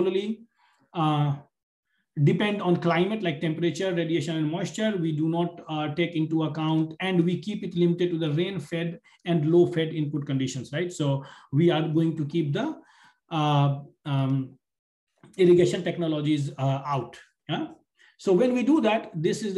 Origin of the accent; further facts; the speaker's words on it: India; now in United States; I am from India, right now I'm sitting in the United States